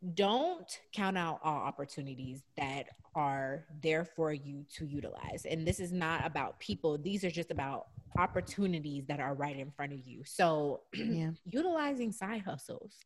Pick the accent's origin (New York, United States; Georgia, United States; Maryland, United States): Georgia, United States; Atlanta; moved away; I had gone back home this entire summer. So I was in, you know, my hometown, Atlanta